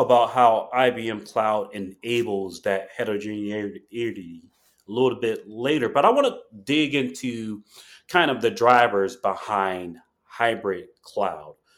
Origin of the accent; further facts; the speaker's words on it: Chicago, Illinois, United States; I'm from Chicago